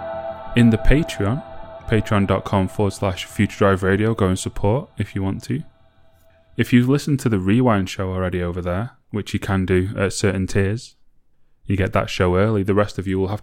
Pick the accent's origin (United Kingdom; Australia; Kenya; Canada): United Kingdom; England; I'm English